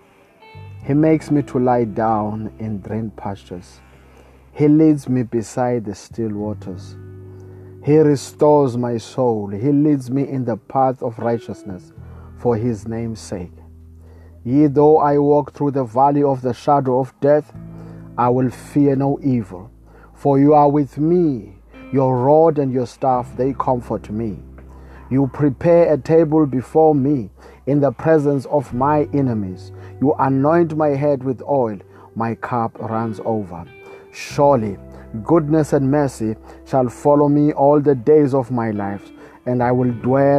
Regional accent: South Africa; I come all the way from South Africa

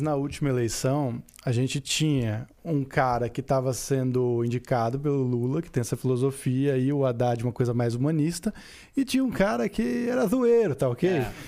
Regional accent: Osasco, São Paulo, Brazil; Eu sou de Osasco. Eu cresci na Vila Holanda

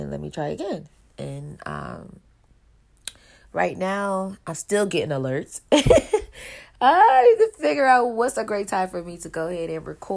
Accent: Buffalo, New York, United States; I am from Buffalo, New York.

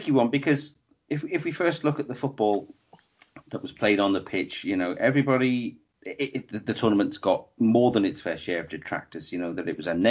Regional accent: England, United Kingdom; myself being English

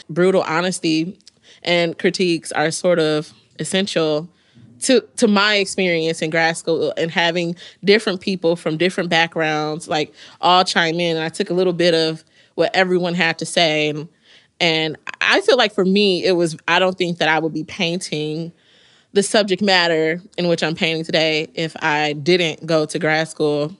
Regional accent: Mississippi, United States; now in New Jersey, United States; I was from Mississippi

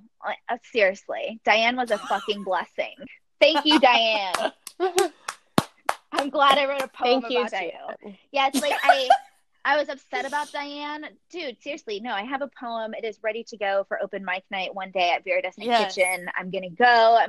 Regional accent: the South, United States; I'm from the South and mama raised a lady

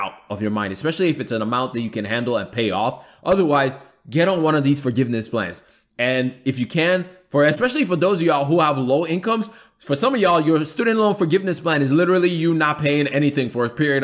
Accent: Atlanta, Georgia, United States; my hometown where I live, Atlanta

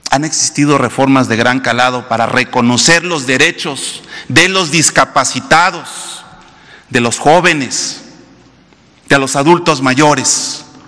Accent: Mexico

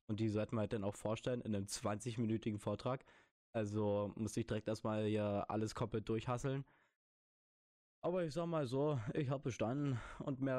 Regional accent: Baden-Württemberg, Germany; Weißt du, ich bin ja Schwabe.

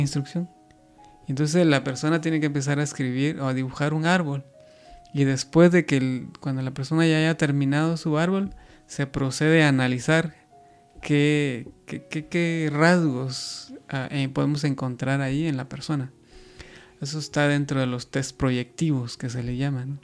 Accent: Guatemala; yo que soy de Guatemala

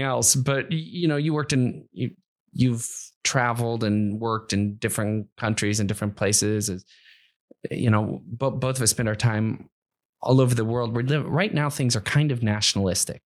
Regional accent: Akron, Ohio, United States; I'm from the Midwest. I'm from Akron, Ohio

